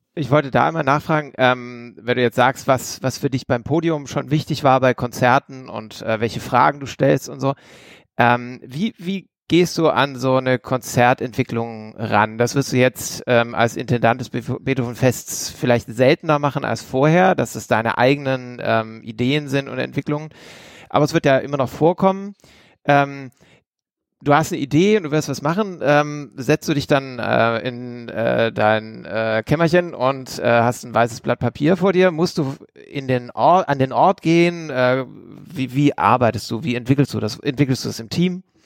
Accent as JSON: {"language": "German", "area": "Esslingen district", "region": "Baden-Württemberg", "country": "Germany", "said": "aus dem Landkreis, aus dem ich auch komme"}